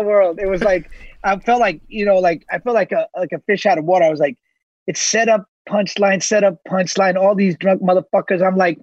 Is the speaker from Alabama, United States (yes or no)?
no; New York City, New York, United States; also born or lived in Lower East Side, New York; I'm from Jackson Heights, Queens. That's where I'm from.